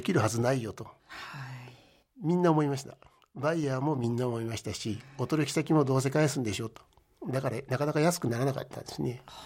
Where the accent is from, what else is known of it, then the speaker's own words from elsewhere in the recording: Maebashi, Gunma, Japan; moved away as an adult; also born or lived in Tokyo; あの前橋市の出身です